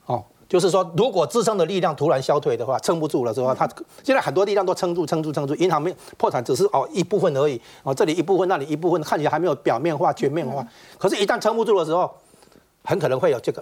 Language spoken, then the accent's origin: Chinese; Taiwan; 我们台湾这边